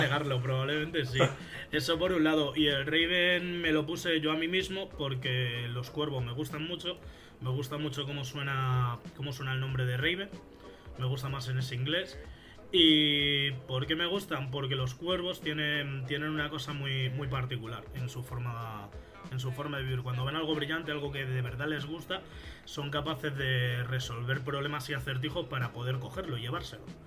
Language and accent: Spanish; Fuenlabrada, Community of Madrid, Spain; soy de España, soy de Madrid, de una ciudad que está cerca de Madrid que se llama Fuenlabrada